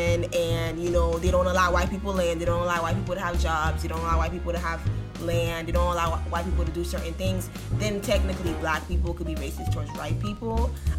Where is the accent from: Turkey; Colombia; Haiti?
Haiti; And, you know, like I said, growing up in Haiti, it was always like, oh, the Dominicans are racist towards us